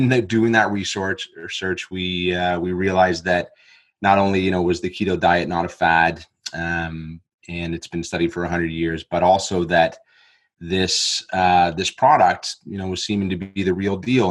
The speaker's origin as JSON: {"language": "English", "country": "Canada", "moved": "as an adult", "lives_now": "Australia", "said": "I am from Canada originally, but I had moved to Australia about 8 years ago."}